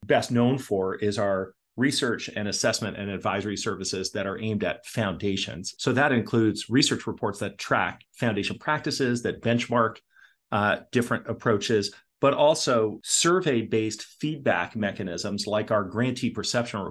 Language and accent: English; Portland, Oregon, United States; also born or lived in Toronto, Ontario, Canada; so we moved to Portland, Oregon, and that's where I grew up with my two brothers.